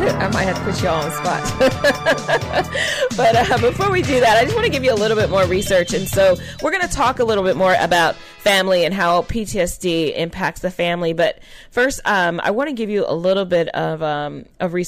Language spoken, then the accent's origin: English; California, United States; I'm from California.